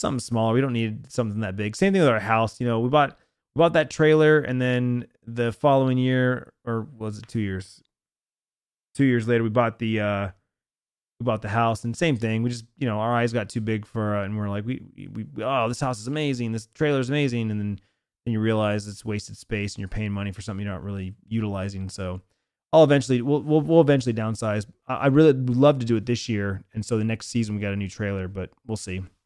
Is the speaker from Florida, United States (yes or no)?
no; Arizona, United States; born or raised there